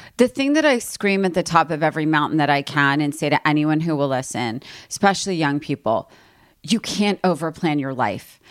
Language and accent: English; East Coast, United States; moved away as an adult; also born or lived in New York; now in Los Angeles, United States; I'm from East Coast and always wanted to live here